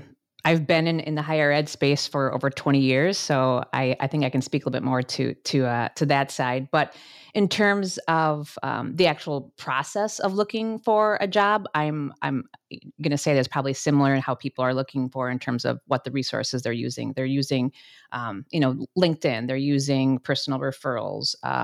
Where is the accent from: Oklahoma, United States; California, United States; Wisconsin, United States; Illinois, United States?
Wisconsin, United States; also born or lived in Minnesota; And I will also say that I grew up in Wisconsin. So if you hear the about in some of the words, that's where it's coming from.